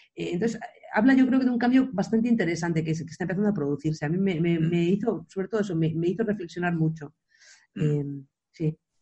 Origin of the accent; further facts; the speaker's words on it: Areas beach, Galicia, Spain; la playa de Areas, que es la playa donde yo crecí